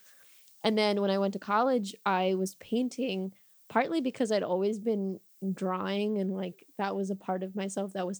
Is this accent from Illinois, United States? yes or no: yes; Chicago, Illinois, United States; I was born and raised in Chicago